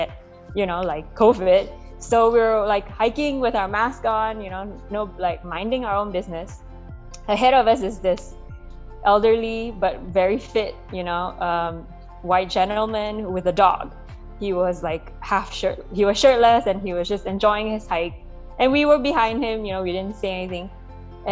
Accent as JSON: {"language": "English", "country": "Malaysia", "tie": "born or raised there", "moved": "as an adult", "lives_now": "United States", "said": "growing up in Malaysia also as an ethnic minority there"}